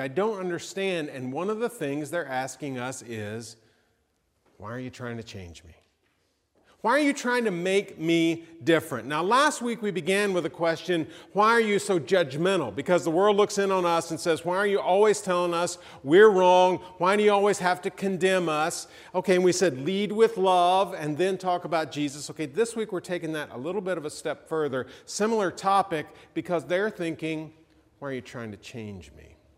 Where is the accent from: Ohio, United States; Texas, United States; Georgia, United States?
Georgia, United States; I'm from Georgia